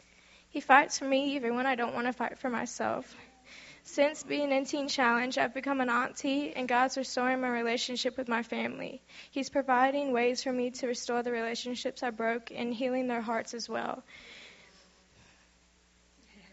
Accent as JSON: {"language": "English", "town": "Houston", "region": "Texas", "country": "United States", "said": "I'm 18, and I'm from Houston, Texas"}